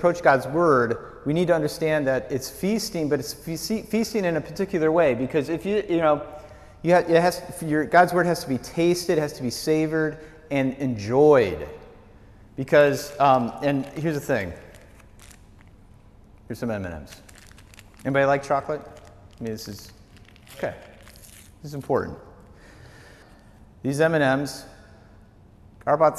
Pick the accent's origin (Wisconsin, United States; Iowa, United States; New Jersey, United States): Wisconsin, United States; moved away; growing up in Wisconsin, growing up on the farm